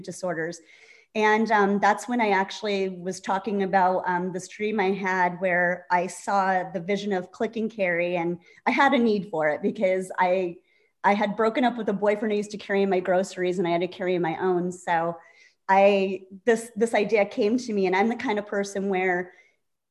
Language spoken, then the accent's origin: English; Scranton, Pennsylvania, United States; moved away; I'm from Scranton, Pennsylvania.